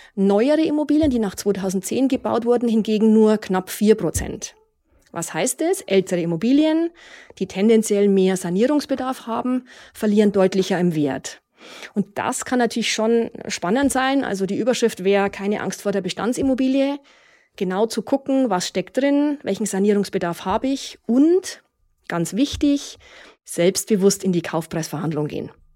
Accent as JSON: {"language": "German", "town": "Munich", "region": "Bavaria", "country": "Germany", "tie": "born or raised there", "said": "meine Heimatstadt München"}